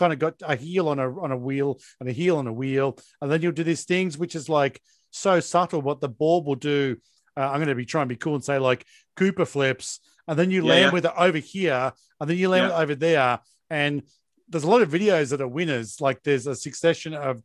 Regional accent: Hobart, Tasmania, Australia; I grew up in Hobart, Tasmania, and we skated

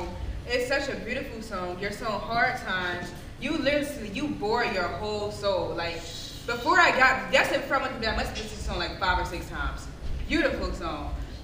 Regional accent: Philadelphia, Pennsylvania, United States; now in Atlanta, United States; I know it was hard, because I came from Philly, so.

